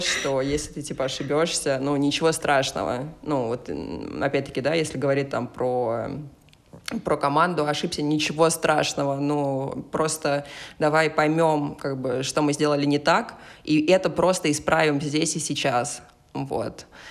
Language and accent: Russian; Kaliningrad, Kaliningrad Oblast, Russia; мой родной город э, Калининград